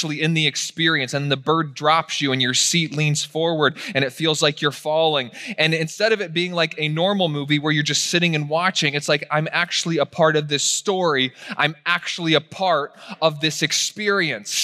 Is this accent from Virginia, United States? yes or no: yes; Virginia, United States; I was raised in Virginia